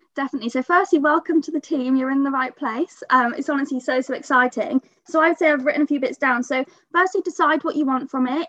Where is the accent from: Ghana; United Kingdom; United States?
United Kingdom; Bath, South West England; I'm 23 from Bath.